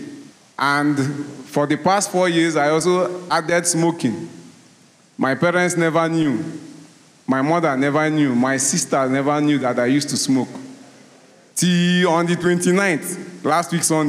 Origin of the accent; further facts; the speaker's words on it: Rivers State, Nigeria; I'm from Nigeria, Rivers State